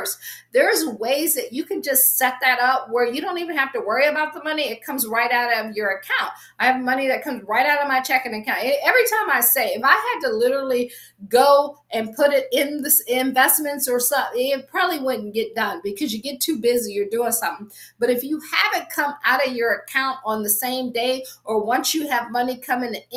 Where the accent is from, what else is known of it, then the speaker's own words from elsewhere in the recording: Akron, Ohio, United States; moved away as an adult; also born or lived in Washington, D.C. area / Baltimore / Boston / Pittsburgh; I'm from Akron, grew up, I always say, shy, sheltered, and in church basically 6 days a week